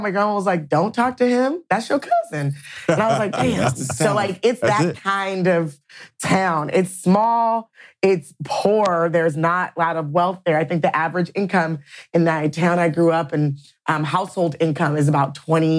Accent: Louisiana, United States; now in Seattle, United States; I'm from Louisiana. I grew up half of my, you know, my family, they are half down there. And I really built my, you know, life and my community up here in Seattle.

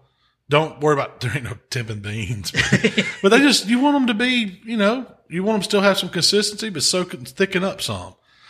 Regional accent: Mississippi, United States; But we're from Mississippi, so we can call them.

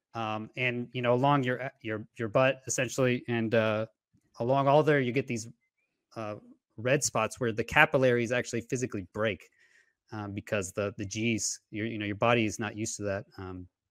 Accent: Houston, Texas, United States; moved away as an adult; I grew up in Houston, Texas

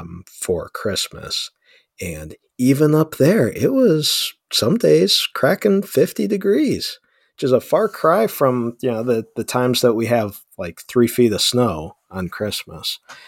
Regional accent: Ohio, United States; now in Cincinnati, United States; I am originally from the North Coast of America, off of the shores of Lake Erie, near Cleveland, kind of in between Cleveland and Erie, Pennsylvania.

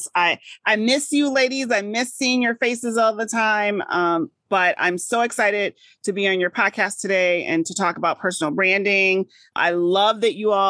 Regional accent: Midwest, United States; also born or lived in Massachusetts; I'm here in the Midwest

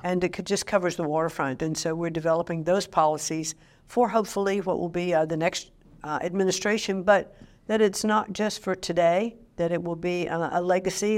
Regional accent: Connecticut, United States; my home state of Connecticut

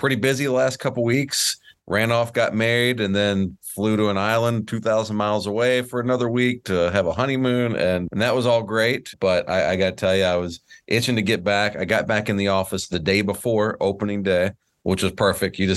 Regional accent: Atlanta, Georgia, United States; Atlanta, Georgia.

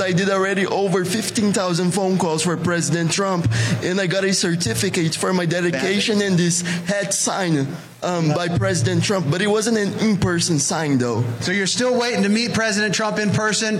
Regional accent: Brazil; moved away; originally I'm from Brazil

